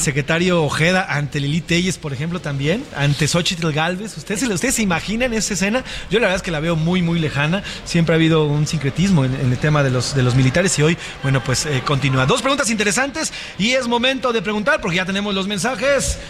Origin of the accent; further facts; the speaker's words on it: Mexico; como mexicano eh, como, como mexicanos